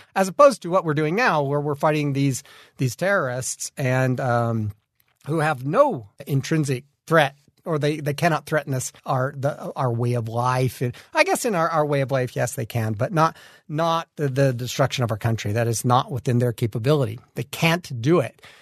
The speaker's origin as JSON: {"language": "English", "town": "Kaysville", "region": "Utah", "country": "United States", "tie": "born or raised there", "said": "I come from Kaysville up north. I was born there, built a house there, growed my children's there"}